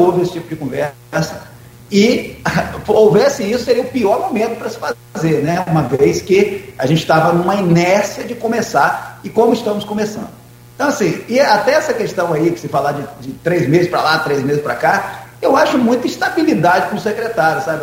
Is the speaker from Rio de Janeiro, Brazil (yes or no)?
yes; Campos dos Goytacazes, Rio de Janeiro, Brazil; moved away as an adult; also born or lived in Brasília; Sou de Campos, me afastei, estava fora, num projeto, num trabalho em Brasília. Volto para Campos